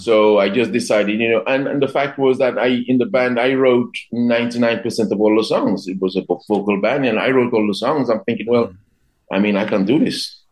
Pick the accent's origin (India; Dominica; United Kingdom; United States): Dominica; I remember growing up in, in Dominica in the 70s